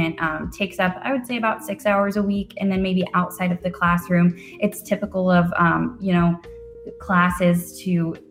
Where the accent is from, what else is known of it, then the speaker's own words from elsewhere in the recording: Westerville, Ohio, United States; I'm from Westerville, Ohio, so I've always been a lifelong Buckeye